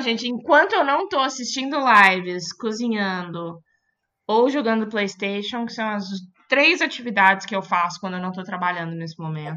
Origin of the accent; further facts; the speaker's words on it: Belo Horizonte, Minas Gerais, Brazil; now in São Paulo, Brazil; Eu sou de Belo Horizonte